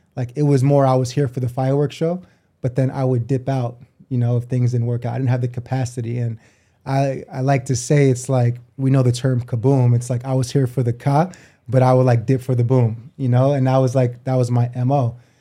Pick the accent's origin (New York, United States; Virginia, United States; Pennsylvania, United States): New York, United States; moved away as an adult; also born or lived in New Jersey / Japan / Australia; I'm from New York originally, um, between there and Jersey